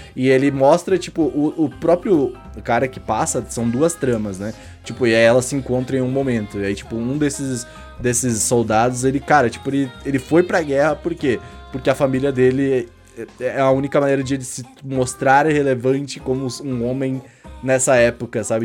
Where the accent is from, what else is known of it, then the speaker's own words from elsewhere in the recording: Rio Grande do Sul, Brazil; eu sou gaúcho